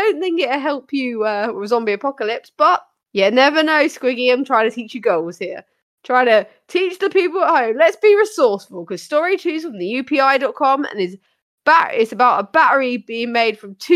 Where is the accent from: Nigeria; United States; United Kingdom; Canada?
United Kingdom; us Brits